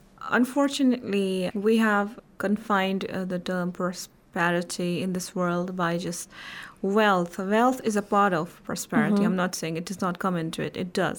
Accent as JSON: {"language": "English", "area": "Indian Administrative Kashmir", "region": "Jammu and Kashmir", "country": "India", "said": "from Indian Administrative Kashmir."}